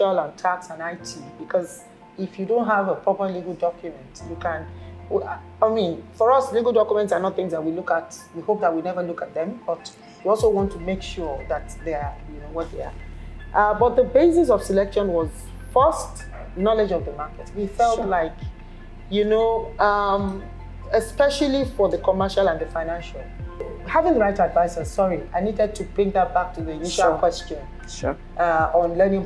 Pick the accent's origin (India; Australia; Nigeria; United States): Nigeria; I'm Nigerian